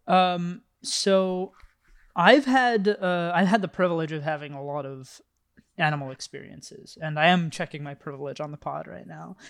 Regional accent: the Bay Area, California, United States; I grew up in the Bay

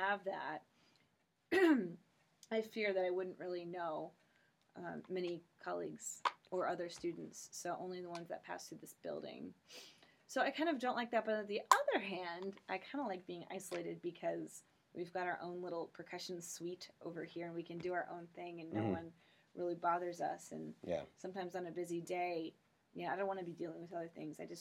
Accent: St. Charles, Missouri, United States; also born or lived in Kirksville, Missouri / Rochester, New York / Amman, Jordan; now in Columbia, United States; I grew up in St. Charles

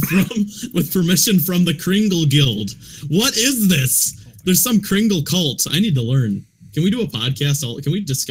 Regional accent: Wisconsin, United States; My hometown was named after the first guy to die in the Civil War, but he wasn't even from Wisconsin.

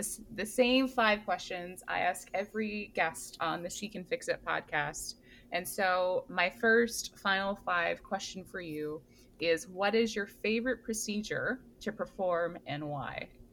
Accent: Hawaii, United States; now in East Coast, United States; I am from Hawaii

